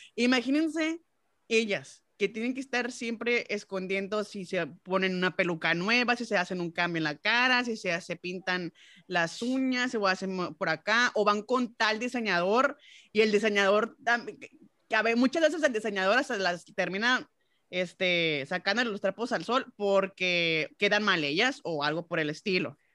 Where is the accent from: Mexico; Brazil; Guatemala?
Mexico; uno como mexicano